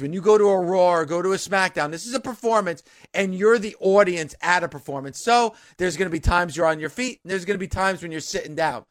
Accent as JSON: {"language": "English", "region": "New Jersey", "country": "United States", "said": "this is my home state"}